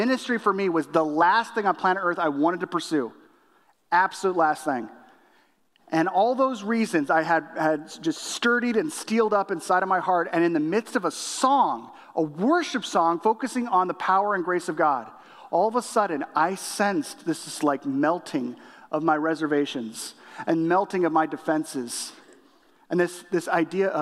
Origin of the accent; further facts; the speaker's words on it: Illinois, United States; I'm from Illinois